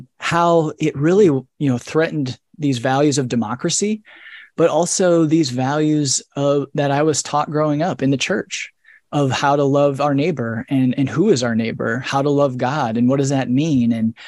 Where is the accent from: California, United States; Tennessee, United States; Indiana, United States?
Indiana, United States; So I grew up in Northern Indiana, a rural town, small town, you know, like 1500 people, a couple stoplights, cornfields, you know, manufacturing is the backbone of the community, all those things.